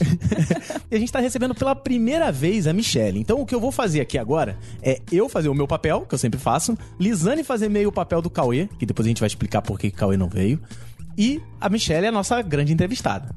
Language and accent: Portuguese; Rio de Janeiro, Brazil; Eu sou do Rio de Janeiro